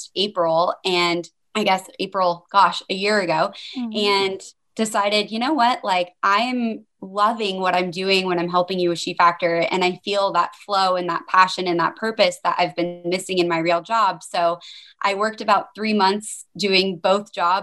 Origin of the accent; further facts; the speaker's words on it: Denver, Colorado, United States; now in Portland, United States; I live here in Portland, Oregon, actually, although I'm originally from Denver